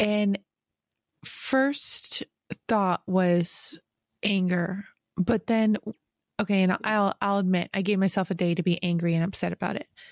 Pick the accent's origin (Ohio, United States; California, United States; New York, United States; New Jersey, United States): New York, United States; Western; growing up in Western New York